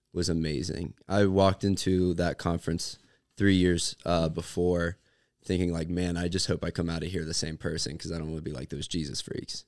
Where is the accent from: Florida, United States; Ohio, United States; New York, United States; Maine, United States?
Ohio, United States; Cincinnati; I'm from Cincy